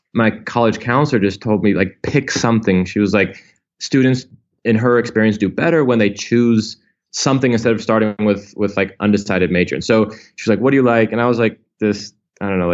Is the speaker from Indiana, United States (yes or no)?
yes; Indianapolis, Indiana, United States; I grew up in Indiana, in Indianapolis.